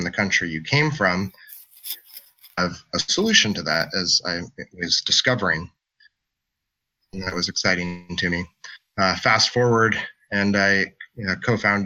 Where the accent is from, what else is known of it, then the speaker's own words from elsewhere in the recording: Anchorage, Alaska, United States; I come from Anchorage, Alaska, where I'm originally from.